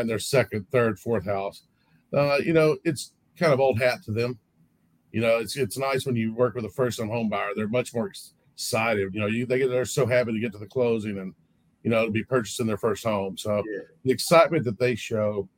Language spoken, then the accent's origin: English; East Texas, United States; also born or lived in Dallas, Texas; now in Houston, United States; I grew up in East Texas fishing with both my grandfathers